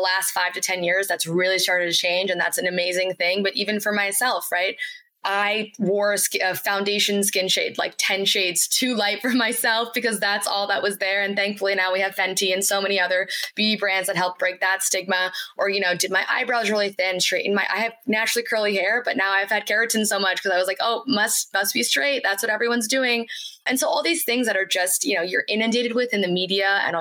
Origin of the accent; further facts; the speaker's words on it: United States; As an Indian American woman